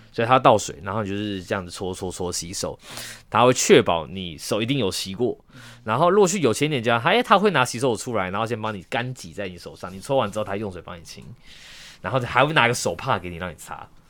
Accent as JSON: {"language": "Chinese", "country": "Taiwan", "said": "我们台湾人思维中所认知的日常"}